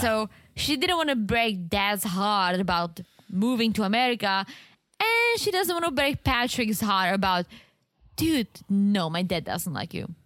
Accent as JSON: {"language": "English", "country": "Czechia", "second_language": "English", "moved": "as an adult", "lives_now": "United States", "said": "I'm from the Czech Republic"}